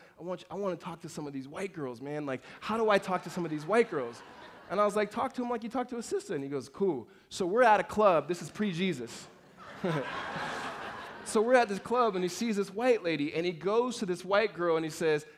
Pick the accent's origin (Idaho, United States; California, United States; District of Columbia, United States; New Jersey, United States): California, United States; Los Angeles; also born or lived in Mississippi / La Verne, California; moved to Los Angeles in the inner city